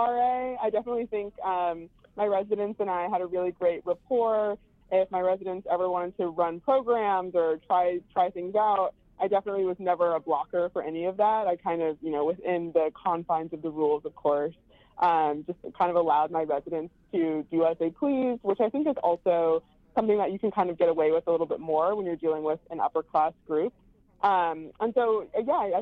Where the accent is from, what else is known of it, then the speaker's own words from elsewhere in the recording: Long Beach, California, United States; also born or lived in New York City; now in San Francisco, United States; I'm originally from Long Beach, California